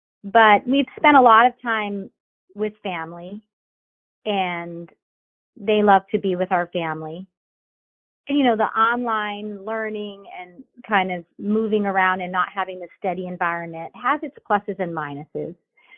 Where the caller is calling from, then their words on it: Florida, United States; I'm in Florida, and we're having an unseasonably warm winter, you know, this last month.